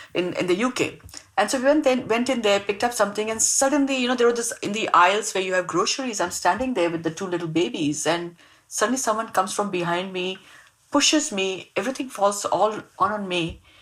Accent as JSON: {"language": "English", "town": "Mumbai", "region": "Maharashtra", "country": "India", "tie": "born or raised there", "also_born_or_lived": "Mangalore", "said": "I grew up in Mumbai. I, I grew up in a really, really small uh, uh, suburb of Mumbai called Bandra"}